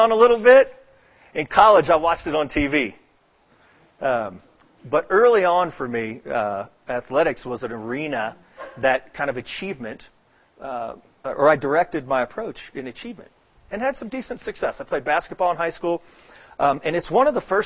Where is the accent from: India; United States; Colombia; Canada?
United States; Dallas, Texas; also born or lived in Atlanta, Georgia; now in Houston, United States; I grew up in Texas, in Dallas, Texas.